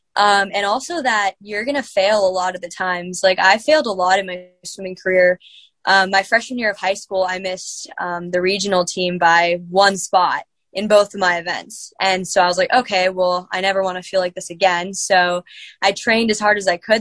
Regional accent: Virginia, United States; moved away as an adult; now in Indiana, Pennsylvania, United States; I'm from Virginia, coming to IUP

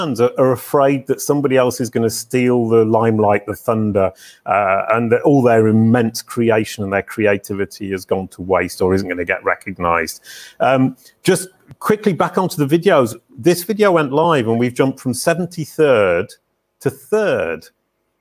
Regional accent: United Kingdom; I'm incredibly British

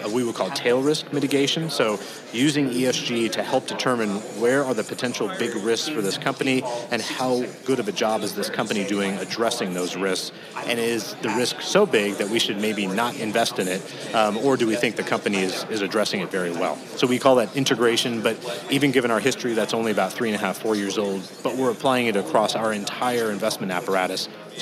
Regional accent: Colorado, United States; growing up in Colorado, we had the Denver Post and the Rocky Mount News

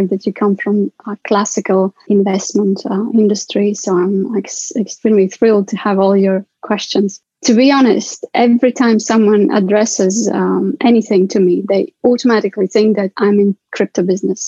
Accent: Riga, Latvia; I'm myself from Riga, Latvia

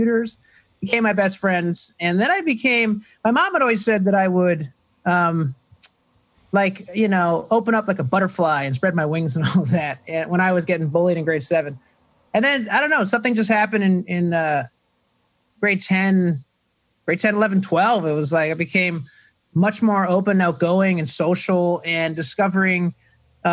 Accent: Toronto, Ontario, Canada; moved away; I am from Toronto, Canada. So it's grade 7, not 7th grade.

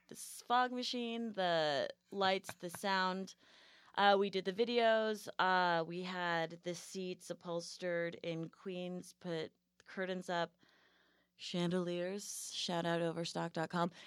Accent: New England, United States; moved away; I grew up in New England, so I'm, like, a hardcore Yankee

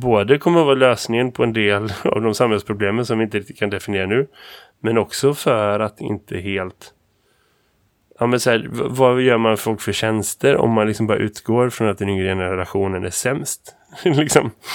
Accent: Sweden; jag som vit svensk man

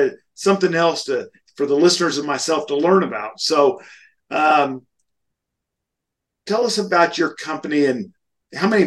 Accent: Wichita, Kansas, United States; I was raised right outside of Wichita, Kansas

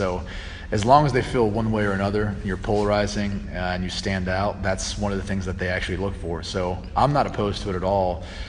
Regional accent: Columbus, Ohio, United States; I'm from Columbus, Ohio, born and raised. Played at Dublin-Kaufman High School growing up.

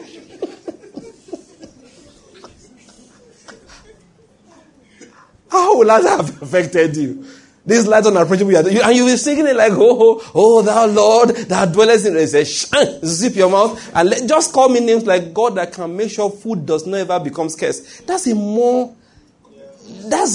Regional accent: Ondo, Nigeria; moved away as an adult; also born or lived in Benin City, Edo State; I grew up in Ondo State, did my schooling in University of Benin

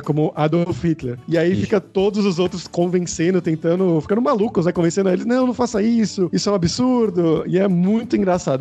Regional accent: Brazil; eu, brasileiro

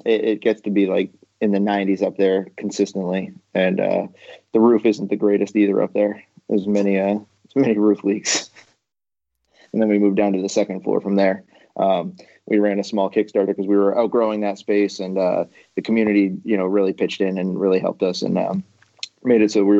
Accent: Maine, United States; moved away; I moved to this state about 8 years ago. I came from Maine

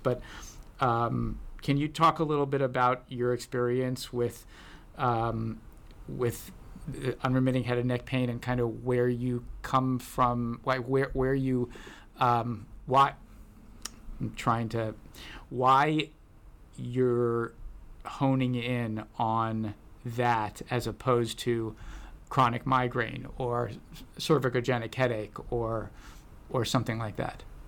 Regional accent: United States; now in Santa Barbara, United States; I was brought up uh, right outside of D.C.

